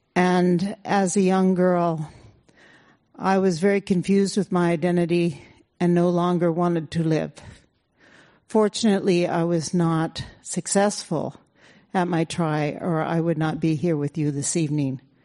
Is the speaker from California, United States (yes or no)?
yes; California, United States; I'm an urban Indian, born and raised in California